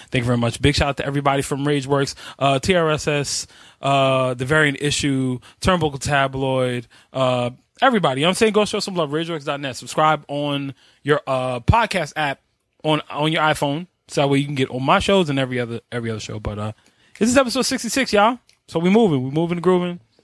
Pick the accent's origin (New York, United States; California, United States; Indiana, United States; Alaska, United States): New York, United States; I'm from New York.